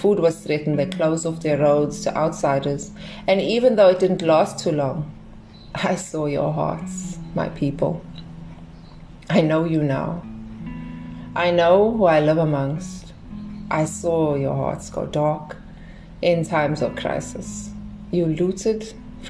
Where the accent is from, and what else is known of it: South Africa; born or raised there